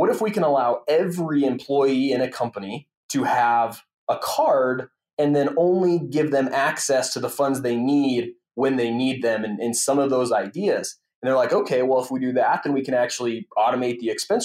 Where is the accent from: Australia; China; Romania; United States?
United States; Winnemucca, Nevada; moved away as an adult; also born or lived in Utah; now in Salt Lake City, United States; I grew up in a small town in northern Nevada, outside of the Reno, Tahoe area. The actual name of the town is Winnemucca